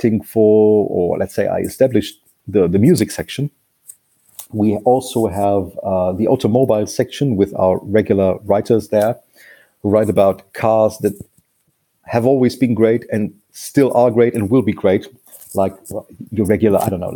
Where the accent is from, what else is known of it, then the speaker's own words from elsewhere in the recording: Munich, Bavaria, Germany; English is a second language; my hometown, from Munich